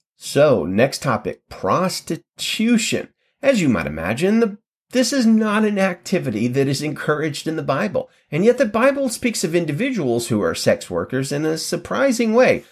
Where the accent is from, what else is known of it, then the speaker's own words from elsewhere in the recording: United States; I was born in the United States